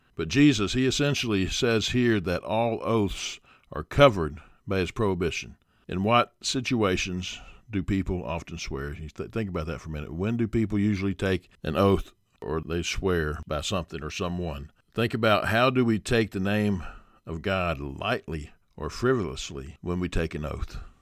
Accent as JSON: {"language": "English", "country": "United States"}